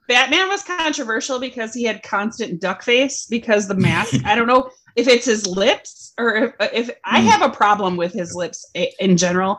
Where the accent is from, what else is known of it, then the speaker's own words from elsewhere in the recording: Michigan, United States; also born or lived in California; we are from Michigan also, but I lived in California for a year.